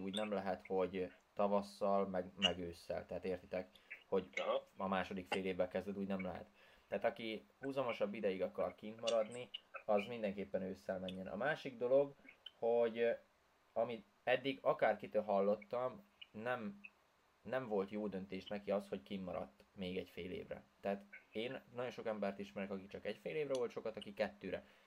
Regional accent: Hungary; first language Hungarian; Én voltam az egyedüli magyar is, tehát, hogy senki nem beszélt az anyanyelvemen kint

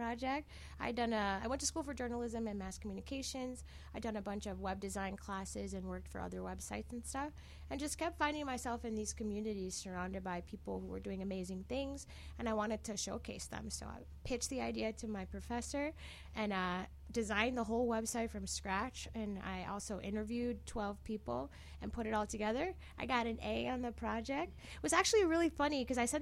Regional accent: Milwaukee, Wisconsin, United States; moved away as an adult; also born or lived in California; now in Chicago, United States; I'm from Milwaukee, actually, originally

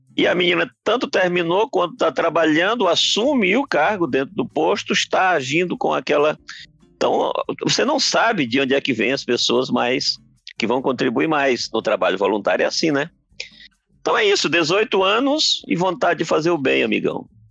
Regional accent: Brazil; a gente é brasileiro

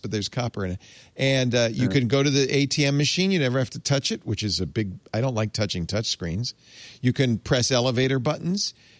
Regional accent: Providence, Rhode Island, United States; As I grew up in Providence

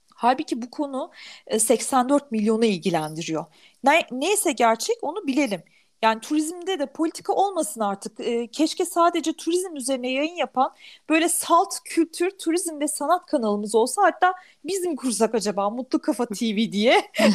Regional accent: Turkey; Türk'üm dedim.

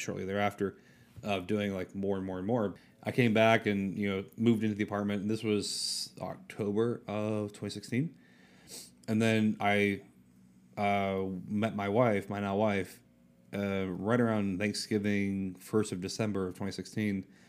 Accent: North Carolina, United States; moved away as an adult; also born or lived in Orlando, Florida; I was from North Carolina, small town in North Carolina

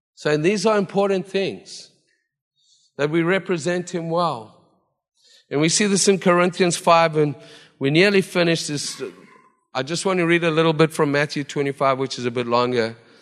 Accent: South Africa; now in Vancouver, Canada; as a South African who never saw snow

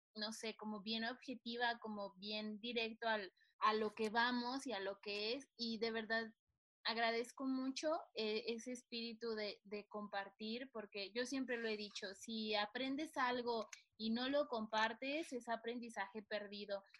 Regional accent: Mexico; nosotros como mexicanos

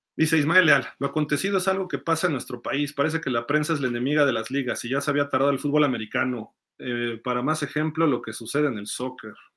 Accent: Mexico City, Mexico; yo soy chilango

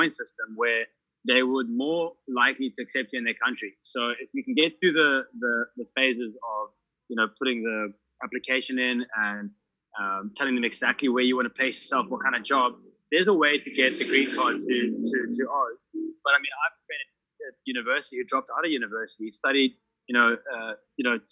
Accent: South Africa; moved away as an adult; I'm South African

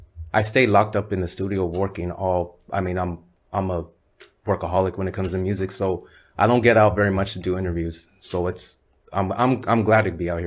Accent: Nipomo, California, United States; also born or lived in Santa Maria / Grover Beach; around 85, that's when we moved to Nipomo, and then I was born, pretty much raised in that area.

